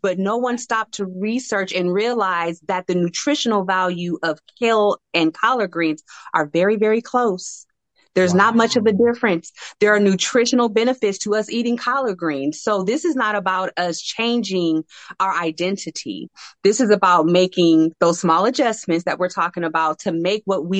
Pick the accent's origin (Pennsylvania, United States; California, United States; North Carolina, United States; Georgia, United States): California, United States; San Francisco Bay Area; I live in the San Francisco Bay Area, born and raised here